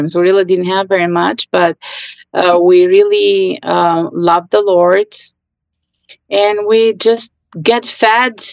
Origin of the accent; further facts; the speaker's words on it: Albania; I grew up in Albania during the communist